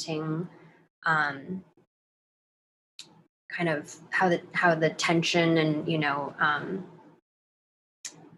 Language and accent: English; United States; I'm Chinese American